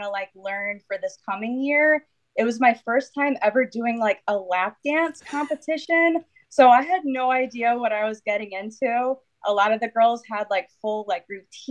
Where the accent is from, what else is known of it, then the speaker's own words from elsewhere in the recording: Connecticut, United States; I'm from Connecticut